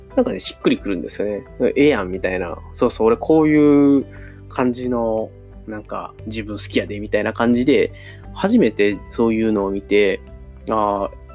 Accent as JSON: {"language": "Japanese", "region": "near Osaka University of Arts", "country": "Japan", "tie": "born or raised there", "said": "僕の地元の、まあ、大阪芸大が、あ僕、大阪芸大のすぐそばに住んでたんですけど"}